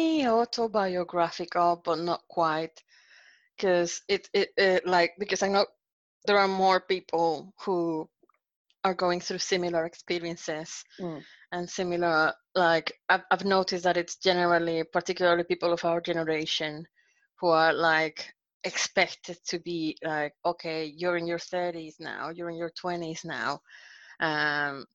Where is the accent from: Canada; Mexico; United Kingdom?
Mexico; Monterrey, Nuevo León; from like uni in Monterrey, in my hometown.